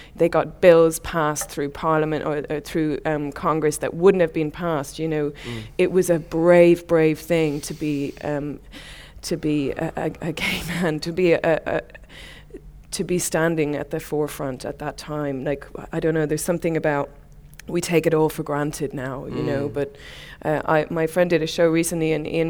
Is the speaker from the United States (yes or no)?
no; Ireland; especially I'm Irish, you know, the gallows humour